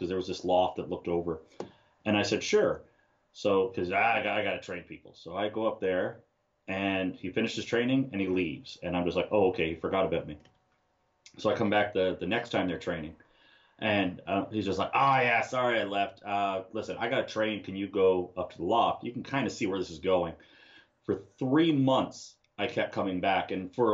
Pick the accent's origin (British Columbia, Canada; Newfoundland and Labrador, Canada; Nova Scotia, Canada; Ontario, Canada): Ontario, Canada; Ottawa; I'm from Ottawa, Ontario